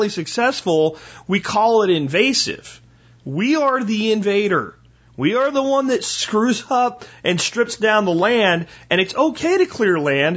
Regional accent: Pennsylvania, United States; now in Texas, United States; I grew up in Pennsylvania

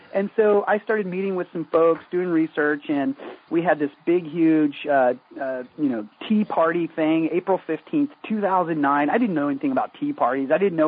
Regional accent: South Korea; also born or lived in England / Tokyo; I was born in England. I was raised in South Korea.

